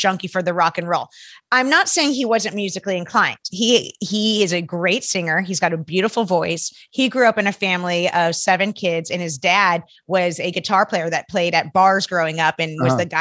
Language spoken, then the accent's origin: English; Arizona, United States; we may have gone back east to where my parents are from, because I grew up in Arizona